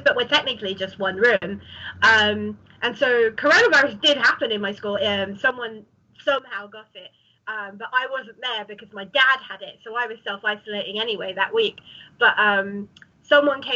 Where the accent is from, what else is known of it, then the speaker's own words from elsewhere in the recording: Ilford, London, United Kingdom; I didn't leave my hometown for like a year because like no one did really, did they? And so I just stayed in Ilford